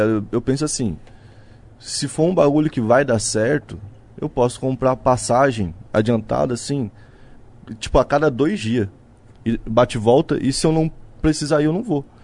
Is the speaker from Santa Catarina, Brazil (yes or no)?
yes; Balneário Camboriú, Santa Catarina, Brazil; eu que sou de Balneário Camboriú, por exemplo